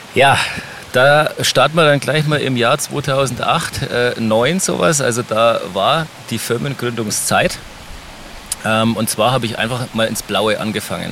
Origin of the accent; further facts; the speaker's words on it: Helmbrechts, Bavaria, Germany; unsere Heimatstadt Helmbrecht